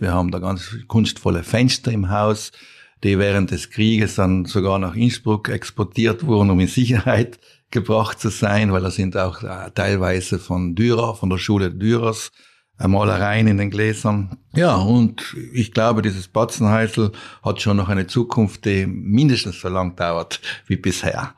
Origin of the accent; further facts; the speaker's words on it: South Tyrol, Trentino-Alto Adige, Italy; Wir sind ja Bayer-Waren eigentlich, ja, wir Südtiroler